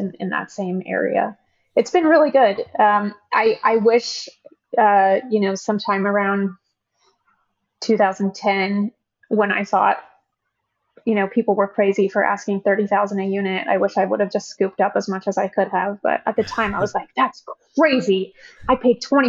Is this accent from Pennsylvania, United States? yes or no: no; Oklahoma, United States; now in San Francisco Bay Area, United States; We're both from Oklahoma